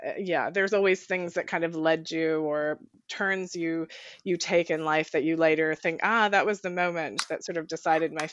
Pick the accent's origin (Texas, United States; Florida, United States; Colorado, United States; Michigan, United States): Colorado, United States; born or raised there; also born or lived in New Zealand